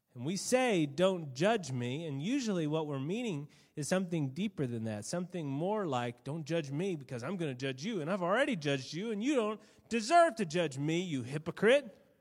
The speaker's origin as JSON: {"language": "English", "country": "United States", "said": "being an American"}